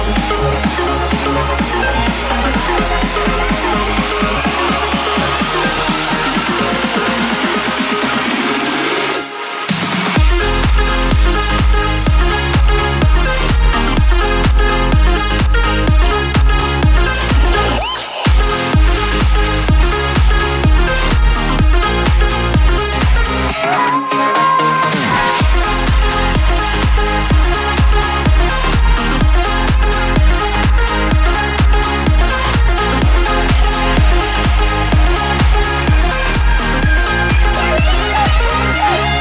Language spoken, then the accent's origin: English; Amsterdam, North Holland, Netherlands; my hometown Amsterdam